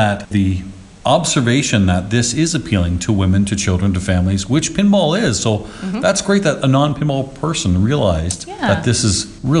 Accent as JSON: {"language": "English", "town": "Burlington", "region": "Ontario", "country": "Canada", "tie": "born or raised there", "said": "it's here in my hometown."}